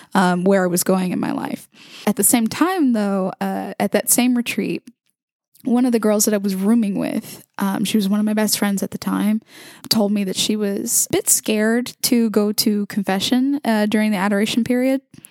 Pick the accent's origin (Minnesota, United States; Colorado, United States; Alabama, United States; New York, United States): Alabama, United States; Mobile; I was born and raised in Mobile, Alabama, to a predominantly Catholic family.